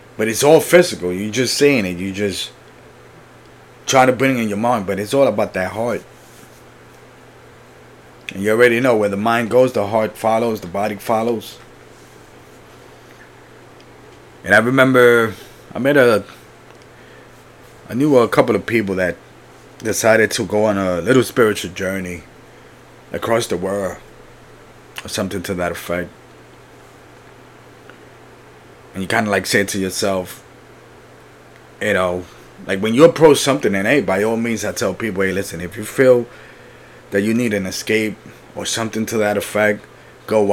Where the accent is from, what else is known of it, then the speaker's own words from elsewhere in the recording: Puerto Rico; I was born in Puerto Rico, so for me, nature is like the beach